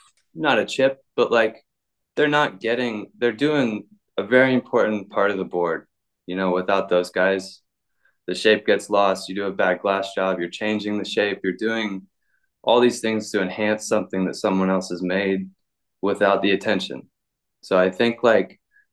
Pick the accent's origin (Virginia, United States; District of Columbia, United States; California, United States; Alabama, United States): Virginia, United States; Virginia Beach; moved away as an adult; also born or lived in Outer Banks, North Carolina / Portugal; I'm originally from like Virginia Beach outside there. My dad was in the military and he settled down there